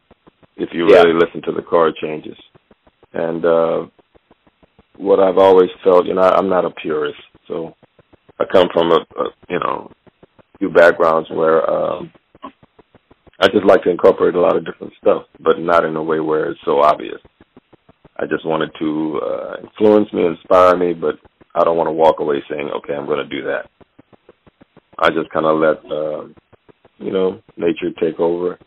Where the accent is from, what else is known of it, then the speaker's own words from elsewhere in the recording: Louisiana, United States; also born or lived in Monroe, Louisiana / Opelousas, Louisiana; I was born in Monroe, Louisiana. I think my father and mother moved to Opelousas, Louisiana